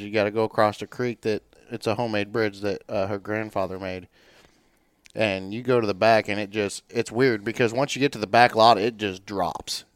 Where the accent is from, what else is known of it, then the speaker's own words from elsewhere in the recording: Warrensburg, Missouri, United States; born and raised in Warrensburg, Missouri